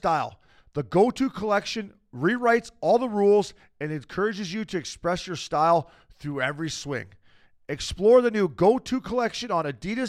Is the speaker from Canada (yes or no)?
yes; Canada; as a Canadian guy